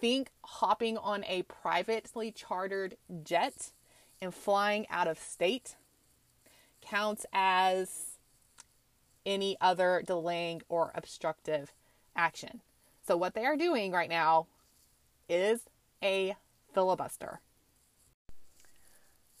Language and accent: English; Texas, United States; moved away; I grew up in Texas my entire life. Most of my family is still there.